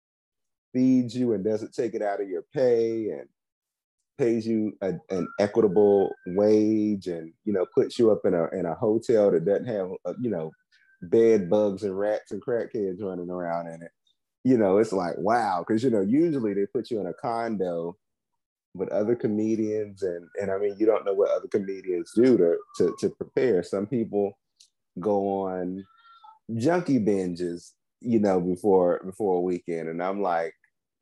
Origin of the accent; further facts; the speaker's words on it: Washington, District of Columbia, United States; moved away as an adult; also born or lived in Oakland; now in Los Angeles, United States; I'm from DC